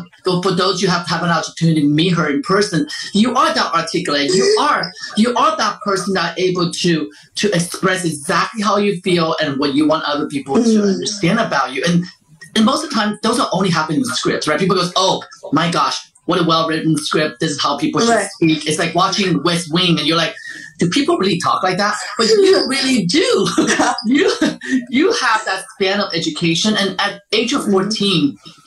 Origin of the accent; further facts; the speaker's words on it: Taiwan; now in United States; I'm from Taiwan